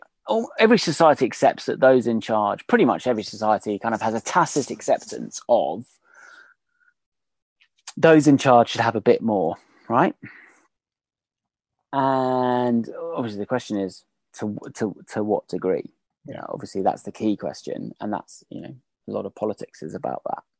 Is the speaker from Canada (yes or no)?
no; Australia; Well, we as in the Australians, rather.